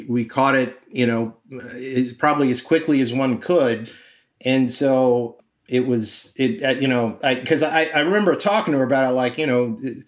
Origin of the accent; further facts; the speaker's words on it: Miami, Florida, United States; now in New York, United States; I'm from Miami